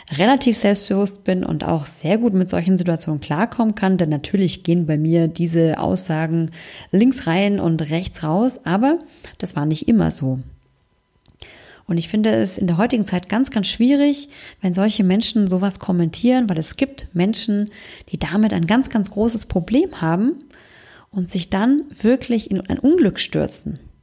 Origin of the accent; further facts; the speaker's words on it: Germany; bei uns in Deutschland